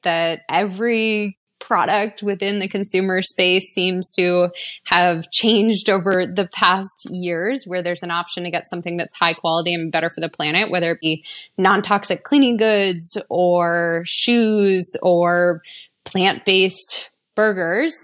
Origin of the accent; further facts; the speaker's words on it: East Coast, United States; I grew up on the East Coast